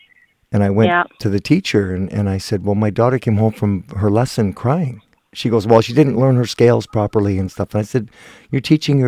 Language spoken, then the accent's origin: English; Guelph, Ontario, Canada; moved away; I'm from Guelph originally, so I had lots of family around there. Still do.